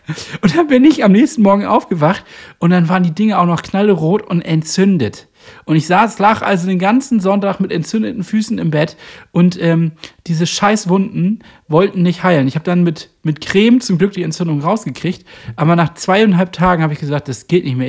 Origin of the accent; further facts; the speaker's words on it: Northern Germany, Germany; als Norddeutscher